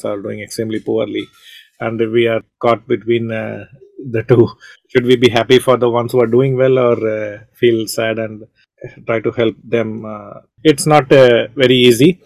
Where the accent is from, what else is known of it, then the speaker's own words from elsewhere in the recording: Chennai, Tamil Nadu, India; hosting it from Chennai, where I was born and brought up, my hometown